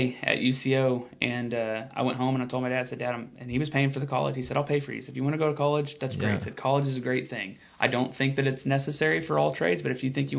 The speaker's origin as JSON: {"language": "English", "town": "Piedmont", "region": "Oklahoma", "country": "United States", "tie": "born or raised there", "said": "born and raised here. My grandpa still lives here. He lives 5 miles from where we're sitting right now, and you know, I was born and raised in Piedmont. My dad was born and raised out there."}